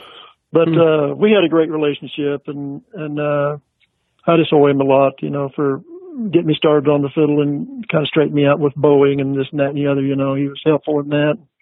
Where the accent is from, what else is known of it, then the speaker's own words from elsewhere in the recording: near Caldwell, Kansas-Oklahoma line, United States; also born or lived in Guthrie, Oklahoma; we lived on a farm in Oklahoma, but our address was Kansas.